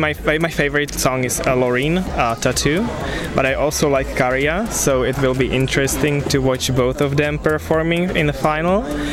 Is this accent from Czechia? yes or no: yes; Czechia; English is a second language; From the Czech Republic.